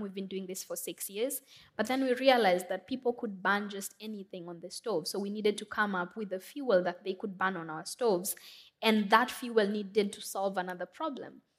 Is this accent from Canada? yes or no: no; Nairobi, Kenya; I'm from Kenya. Um, I grew up in Makoto. It's one of the biggest slums in Nairobi